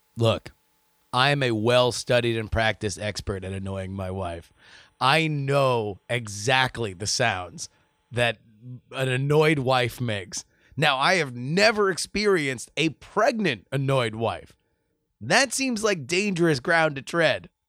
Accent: South Florida, United States; moved away as an adult; growing up in South Florida

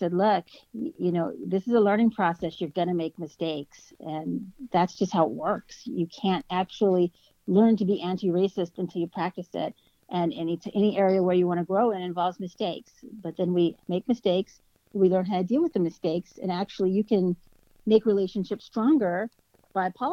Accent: United States; moved away as an adult; also born or lived in Connecticut; now in Ottawa, Canada; I'm an American, so I only speak English

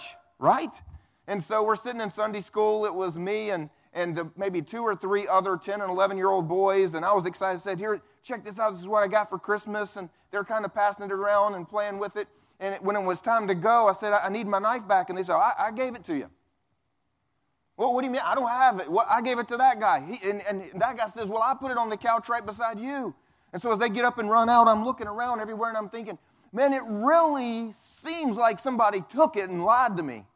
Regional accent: the Bible Belt, United States; I grew up, I grew up here in the Bible Belt going to church

